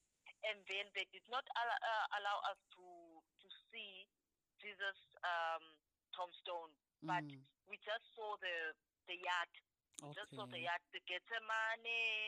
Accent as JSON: {"language": "English", "country": "South Africa", "said": "we are from South Africa"}